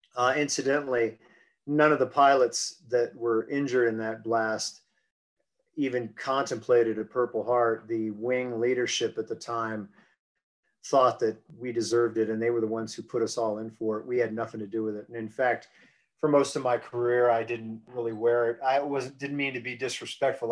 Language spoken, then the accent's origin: English; United States; moved away as an adult; I grew up on the East Coast, on the uh, around the Chesapeake Bay